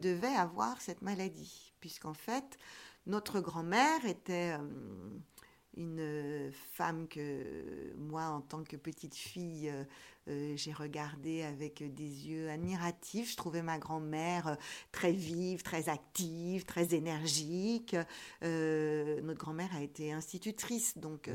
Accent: Rambouillet, Île-de-France, France; je suis née à Rambouillet

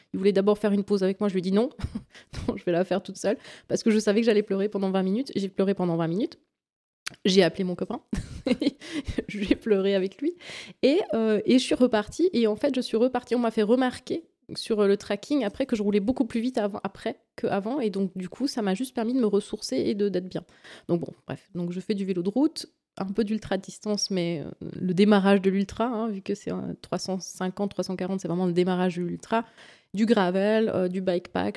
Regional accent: Valais, Switzerland; je suis d'origine du Valais

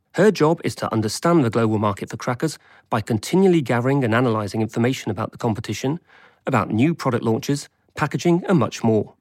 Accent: England, United Kingdom; I grew up in England

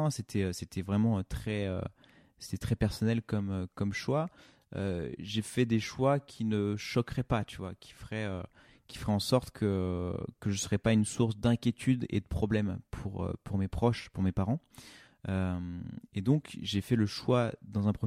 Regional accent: Craponne, Auvergne-Rhône-Alpes, France; also born or lived in Tassin-la-Demi-Lune / Brittany / Oyonnax / Nantua; J'ai grandi dans plusieurs villes. Euh, je suis né à Lyon, enfin à Tassin-la-Demi-Lune exactement. Euh, j'ai grandi un petit peu à Craponne à l'époque. ensuite, on est parti en Bretagne. ensuite, on a vécu à Oyonnax, Nantua, enfin Nantua et puis Oyonnax.

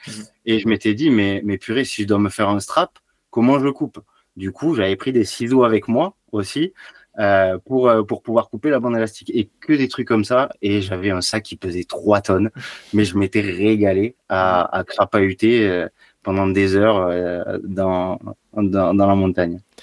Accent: Béziers, Occitania, France; Alors j'ai grandi à Béziers, un petit village à côté de Béziers, j'ai fait mes études à Béziers

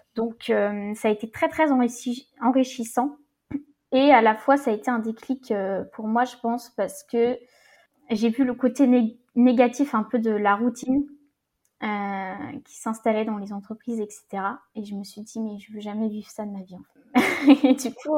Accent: Rennes, Brittany, France; also born or lived in south of Ille-et-Vilaine; je suis de Rennes

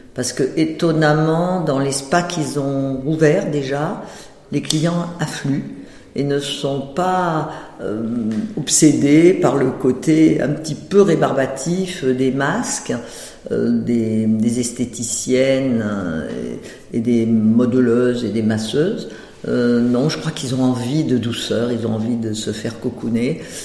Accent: Provence-Alpes-Côte d'Azur, France; moved away; j'étais de Provence

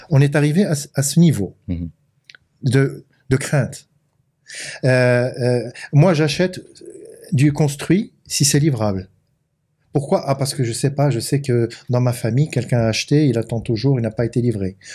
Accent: Morocco; Euh, je suis marocain.

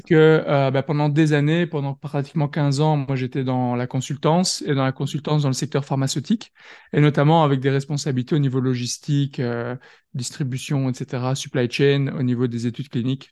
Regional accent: France; now in Belgium; je suis français, mais je suis basé en Belgique

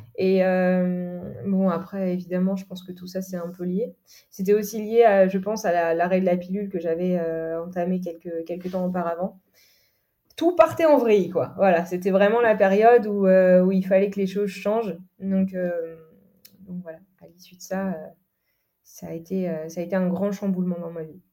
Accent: Normandy, France; je suis originaire de Normandie, là où j'ai grandi.

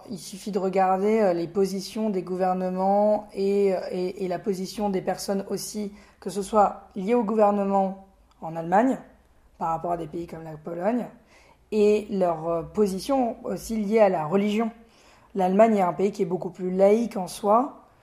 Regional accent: France; je me présente pas en disant bonjour … euh, je suis français européen juif.

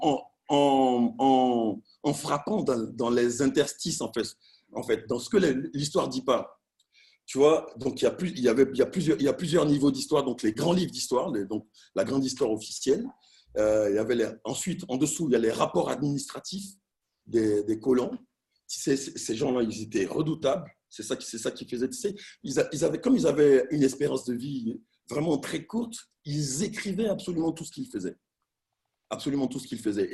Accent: Abidjan, Côte d’Ivoire; j'ai grandi, je suis né et grandi à Abidjan en 1971

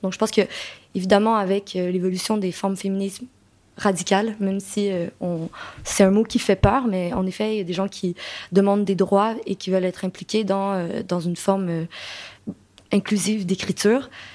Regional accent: Quebec, Canada; accent: Québécois; moved away as an adult; now in France; je suis québécoise, donc vous pouvez l'entendre probablement par mon accent

